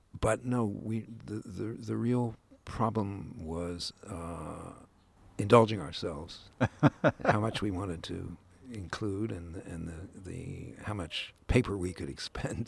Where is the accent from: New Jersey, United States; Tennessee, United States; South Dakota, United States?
New Jersey, United States; I grew up in Jersey